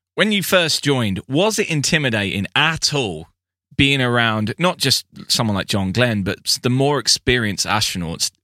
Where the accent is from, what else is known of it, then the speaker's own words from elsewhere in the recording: United Kingdom; I'm, I'm a Brit